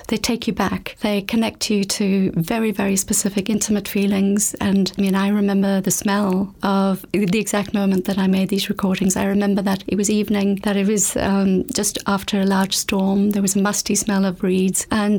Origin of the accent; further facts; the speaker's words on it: South Africa; moved away as an adult; Well, I grew up in South Africa